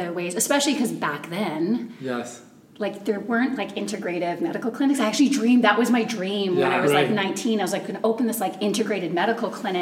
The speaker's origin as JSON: {"language": "English", "town": "Victoria", "region": "British Columbia", "country": "Canada", "tie": "born or raised there", "said": "I grew up in Victoria"}